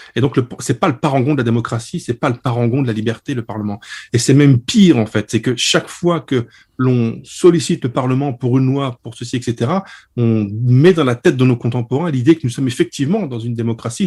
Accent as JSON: {"language": "French", "area": "Lorraine", "region": "Grand Est", "country": "France", "said": "je suis lorrain"}